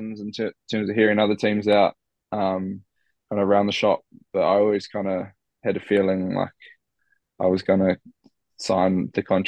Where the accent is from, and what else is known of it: New Zealand; moved away as an adult; now in Limerick, Ireland